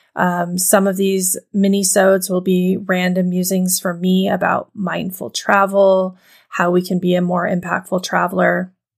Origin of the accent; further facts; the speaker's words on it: Montana, United States; the little town that I grew up in Montana